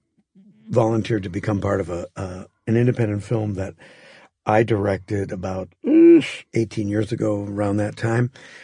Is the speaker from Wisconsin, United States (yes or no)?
yes; Green Bay, Wisconsin, United States; moved away; in where I grew up in Green Bay, it was at that time a town of maybe 65,000 people.